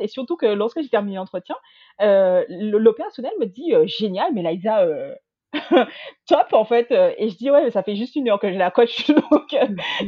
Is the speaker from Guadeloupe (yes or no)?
yes; Guadeloupe; moved away as an adult; also born or lived in mainland France; now in France; je suis originaire de la Guadeloupe, j'ai 34 ans et j'ai quitté ma petite île pour venir faire mes études en France hexagonale